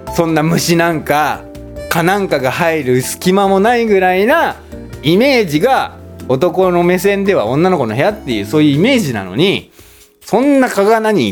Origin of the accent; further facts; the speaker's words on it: Chiba, Japan; 僕の出身地